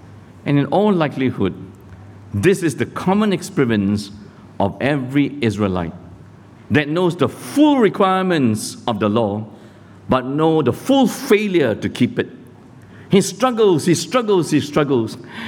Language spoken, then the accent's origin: English; Malaysia; also born or lived in Sydney, Australia; now in Singapore; I'm a Christian too. I was born in Malaysia. Got converted here at Billy Graham Crusade in Sydney.